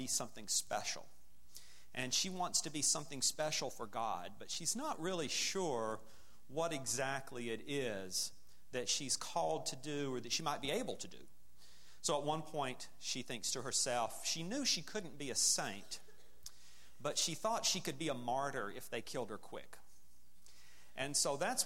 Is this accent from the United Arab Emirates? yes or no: no; Alabama, United States; also born or lived in northern Midwest; now in Wheaton, United States; I grew up in Alabama